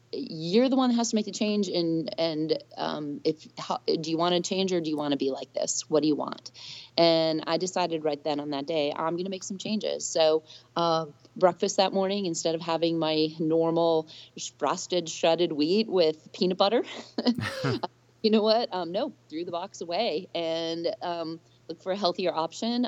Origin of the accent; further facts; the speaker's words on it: Minnesota, United States; now in Georgia, United States; my home state of Minnesota